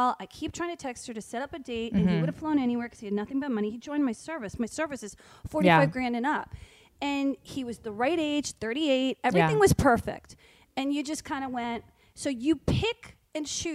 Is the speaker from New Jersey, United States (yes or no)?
yes; Short Hills, New Jersey, United States; I grew up in Short Hills, New Jersey